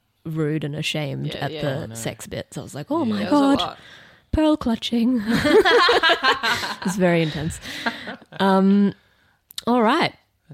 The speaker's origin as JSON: {"language": "English", "town": "Sydney", "region": "New South Wales", "country": "Australia", "tie": "born or raised there", "said": "I'm from northwest, so I went to Girraween High."}